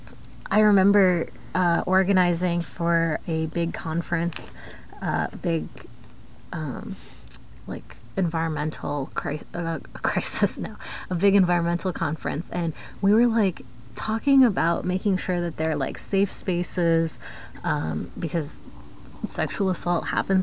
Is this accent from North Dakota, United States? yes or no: no; Columbus, Ohio, United States; now in Texas, United States; I grew up in Columbus in a pretty affluent community